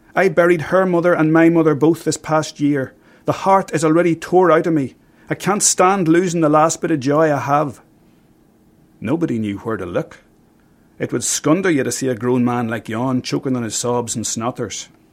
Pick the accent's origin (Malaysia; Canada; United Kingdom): United Kingdom; County Armagh, Northern Ireland; I grew up in County Armagh